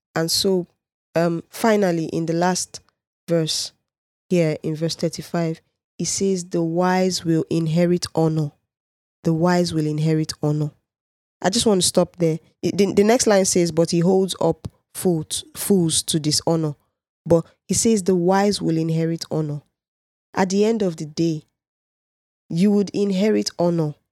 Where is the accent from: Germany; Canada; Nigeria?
Nigeria; I'm a Nigerian